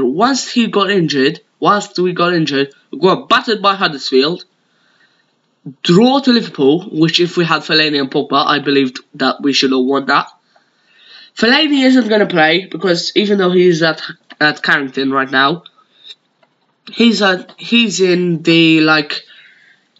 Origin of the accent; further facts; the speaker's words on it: Malta; accent: Maltese; my native Maltese accent